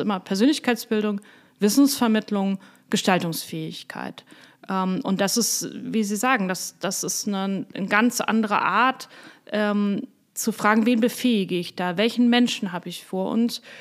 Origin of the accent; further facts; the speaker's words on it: Hamburg, Germany; moved away; also born or lived in Bernkastel-Kues / Koblenz; Ich komme aus Hamburg, ich bin in einer mittelständischen Familie aufgewachsen